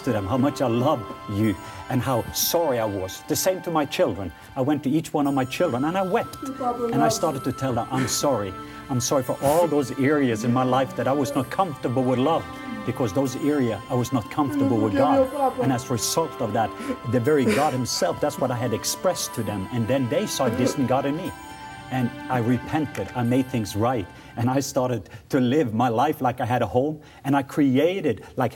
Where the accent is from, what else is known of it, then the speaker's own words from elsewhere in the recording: Norway; I'm from Norway